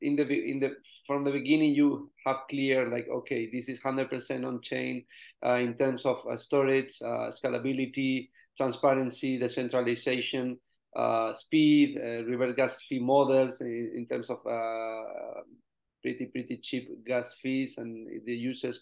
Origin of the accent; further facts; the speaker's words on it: Spain; I'm from Spain